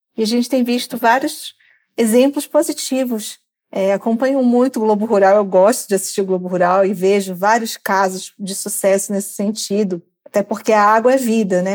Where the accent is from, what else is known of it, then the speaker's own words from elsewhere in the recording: Pará, Brazil; moved away; also born or lived in Parauapebas; eu sou da Amazônia, sou do Pará, né? Enquanto morei é, na região de Carajás, é próximo